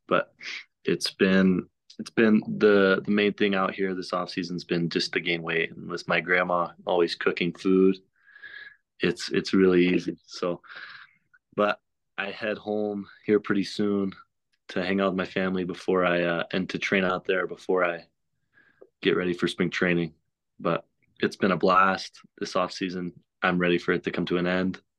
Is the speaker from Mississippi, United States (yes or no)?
yes; Oxford, Mississippi, United States; I'm from Oxford, so Ole Miss is, like, right next to my home